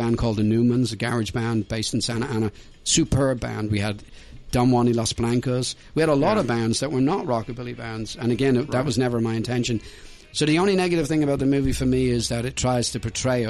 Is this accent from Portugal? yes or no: no; Ireland; moved away; also born or lived in Dublin, Ireland; I'm obviously European, you know. My family live in Dublin, Ireland. I'm Irish.